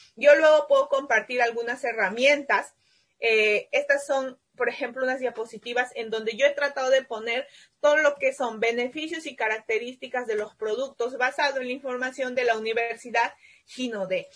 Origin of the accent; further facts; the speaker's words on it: Peru; mi país